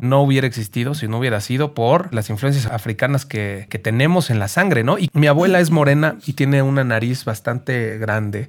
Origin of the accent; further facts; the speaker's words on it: Mexico; El mexicano tiene creo que 32 tipos de ADN. Somos la raza que tiene más variedad